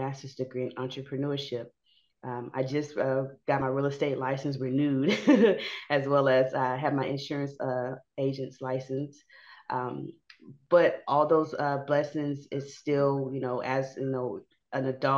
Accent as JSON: {"language": "English", "town": "Houston", "region": "Texas", "country": "United States", "said": "I'm from Fifth Ward"}